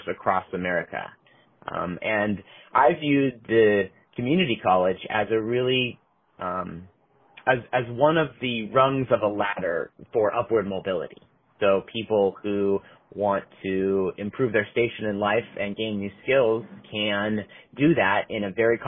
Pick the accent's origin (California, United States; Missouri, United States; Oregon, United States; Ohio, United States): Oregon, United States; Portland; I was born and raised in Oregon. Portland is my hometown